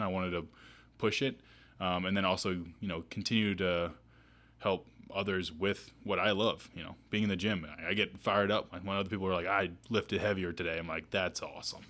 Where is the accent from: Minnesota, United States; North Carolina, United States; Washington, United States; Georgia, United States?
North Carolina, United States; Asheville; also born or lived in New Orleans, Louisiana; now in Charlotte, United States; I moved when I was seven to Asheville though, so most of the time spent you know, growing up in the mountains